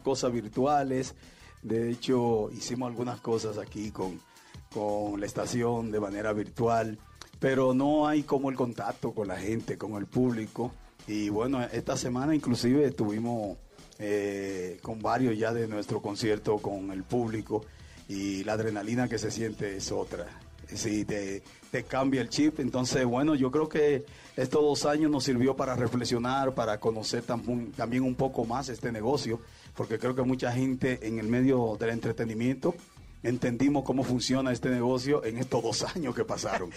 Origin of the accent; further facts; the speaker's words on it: Mexico; la gente que estamos viviendo y que somos de México también y, todos los mexicanos